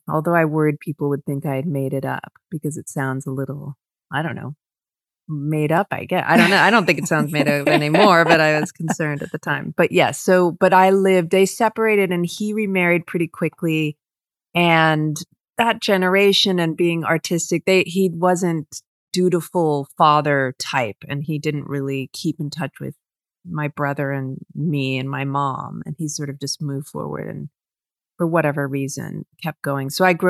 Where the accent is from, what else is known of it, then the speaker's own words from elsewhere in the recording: London, United Kingdom; born there; I was born in London, but okay.